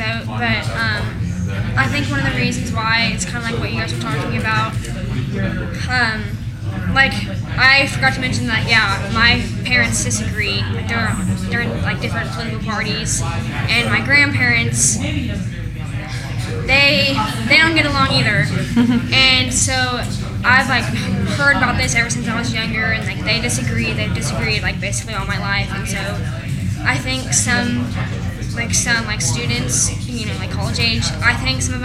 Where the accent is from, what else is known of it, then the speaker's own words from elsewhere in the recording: Lexington, Kentucky, United States; I'm from Lexington, so, like, I live like 20 minutes away, and my high school is really close to here